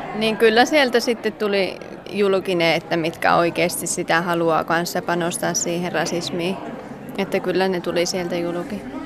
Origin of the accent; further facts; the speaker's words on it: Ylöjärvi, Pirkanmaa, Finland; now in Kajaani, Finland; Kajaanissa kanssa parisen vuotta asunut, että Ylöjärveltä kotosi.